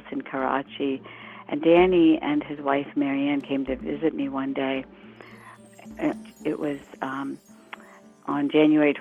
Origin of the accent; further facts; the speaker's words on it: Morgantown, West Virginia, United States; English is a second language; moved away as an adult; also born or lived in Bombay, India / Washington, D.C.; I grew up then in Morgantown, West Virginia